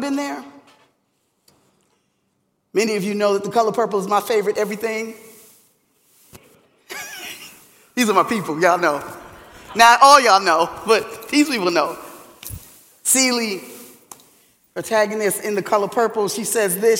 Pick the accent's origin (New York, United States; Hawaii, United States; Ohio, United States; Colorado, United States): New York, United States; New York City; I was born in a sort of Lodabar in Harlem, USA